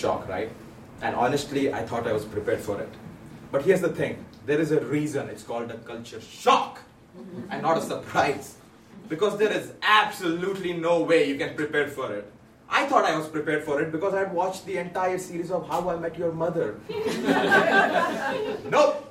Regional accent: India; moved away as an adult; now in Toronto, Canada; I'm originally from India. I moved to Toronto in 2015

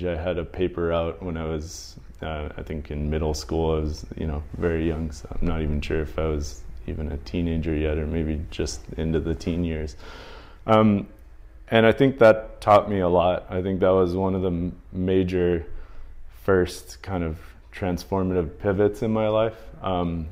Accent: Northwest Indiana, United States; moved away; I grew up in the Midwest. I grew up in Indiana, Northwest Indiana

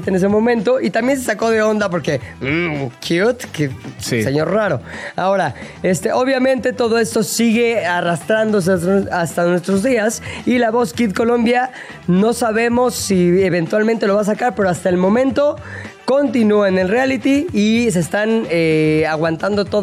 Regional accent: Spain; Soy español, soy español.

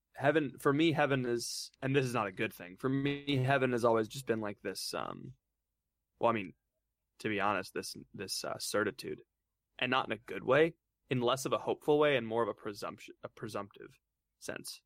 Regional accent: Florida, United States; moved away as an adult; now in Steubenville, United States; I'm from Florida

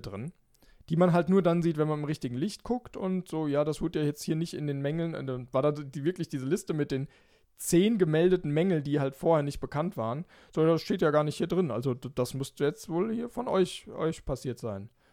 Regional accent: Germany; als Deutscher

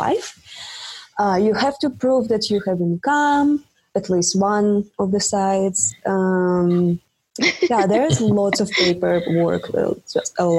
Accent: Russia; English is a second language; moved away as an adult; also born or lived in Czech Republic; I'm from Russia, but I went to study to Czech Republic.

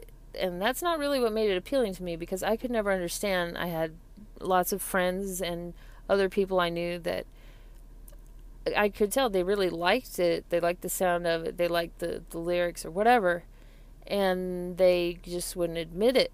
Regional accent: Colorado, United States; I'm from Colorado

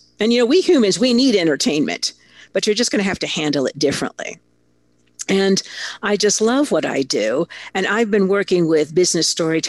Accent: Italy; I grew up in Italy. My father was a big muckety-muck corporate executive, and he got a fabulous opportunity. So he moved me, my 2 sisters, my mother, to Italy before I was 6. So really, that's where I'm from.

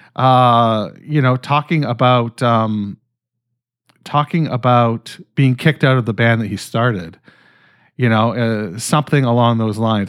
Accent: Canada; I'm fucking Canadian

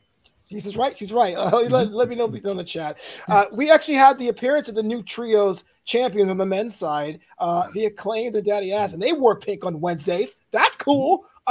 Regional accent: New York City, New York, United States; now in Los Angeles, United States; I was born and raised in Brooklyn. I live in LA now

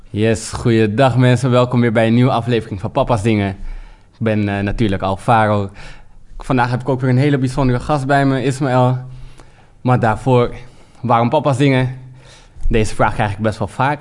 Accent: Suriname; als Surinaamse man

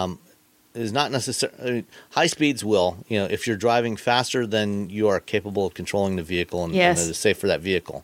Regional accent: Ontario, Canada; now in Michigan, United States; I grew up in Ontario, Canada

